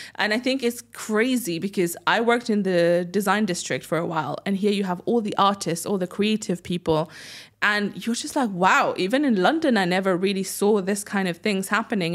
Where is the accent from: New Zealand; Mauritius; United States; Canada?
Mauritius; first language French; English is a second language; also born or lived in United Kingdom; now in Dubai, United Arab Emirates; growing up in Mauritius